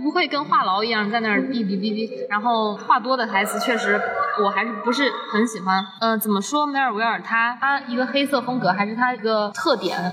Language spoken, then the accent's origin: Chinese; Zhejiang, China; 我来自浙江